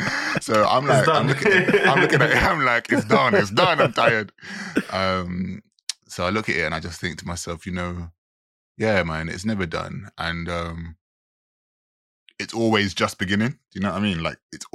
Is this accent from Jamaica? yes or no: yes; Jamaica; I'm a Jamaican